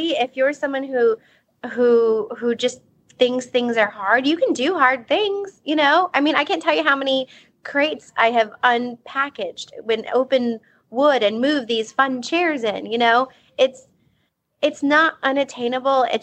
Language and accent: English; South Texas, United States; growing up in South Texas